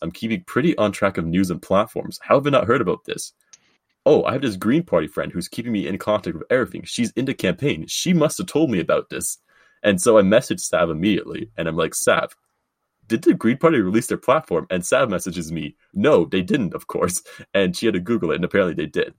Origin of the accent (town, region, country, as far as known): Canada